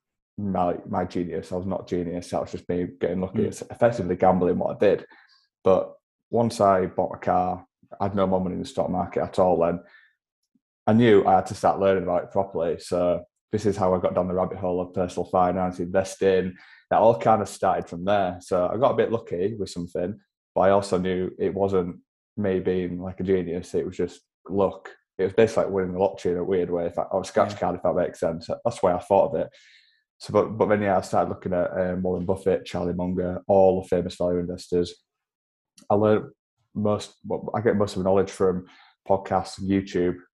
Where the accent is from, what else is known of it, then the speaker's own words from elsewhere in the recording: Yorkshire and the Humber, United Kingdom; accent: Yorkshire; I'm from Yorkshire. It's about 20 miles below York. It's about 30 odd miles from Leeds. So it's kind of smack bang in the middle of East Yorkshire.